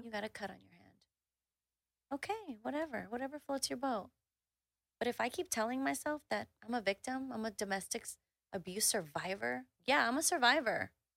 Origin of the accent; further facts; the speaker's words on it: Houston, Texas, United States; I grew up in the Southwest side of Houston